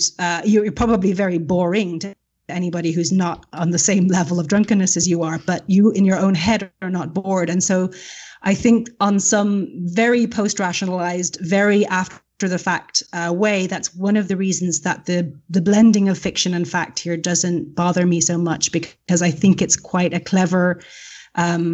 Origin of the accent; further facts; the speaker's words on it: Ireland; moved away; I'm Irish